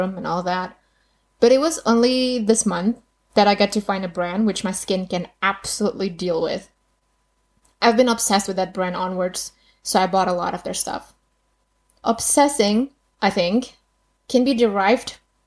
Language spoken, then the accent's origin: English; Indonesia; English is a second language; Being Indonesian, obviously English wasn't my first language